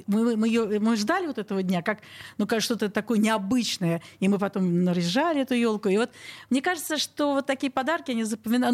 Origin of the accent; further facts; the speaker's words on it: Saint Petersburg, Russia; я родилась на Петра Алексеева, сейчас Спасский переулок, практически угловой дом